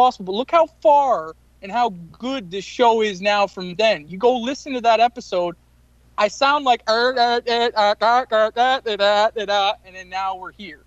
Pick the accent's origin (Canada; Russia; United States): Canada; Newfoundland and Labrador; Out of Newfoundland here